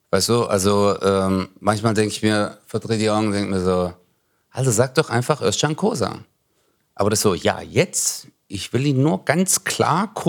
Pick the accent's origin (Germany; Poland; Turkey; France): Turkey; Aber ja, für uns war es halt äh, so als Türke immer, deswegen machen wir das auch auf der Bühne, weißt du?